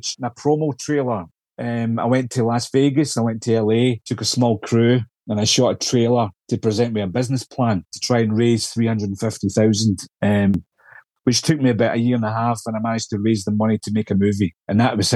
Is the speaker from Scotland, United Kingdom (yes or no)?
yes; Scotland, United Kingdom; accent: Scottish